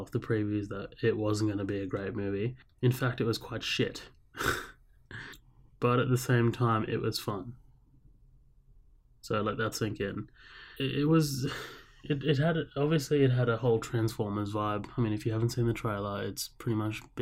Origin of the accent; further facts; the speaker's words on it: Australia; accent: Australian; I know I have an Australian accent and, you know, I'm from Australia